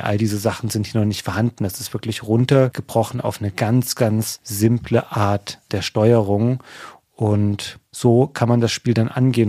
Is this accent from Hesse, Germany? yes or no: yes; near Bad Hersfeld, Hesse, Germany; in Bad Hersfeld, das ist so die nächstgrößere Stadt, von dort aus, wo ich herkomme